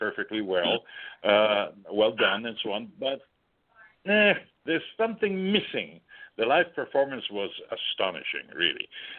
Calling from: Switzerland; Yes, I am calling from Switzerland.

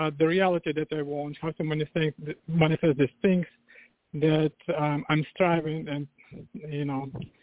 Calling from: Virginia Beach, Virginia, United States; From Virginia, Virginia Beach.

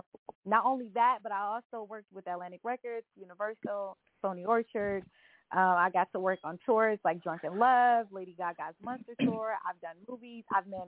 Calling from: Japan; I actually live in Japan. So I'm actually calling from Japan.

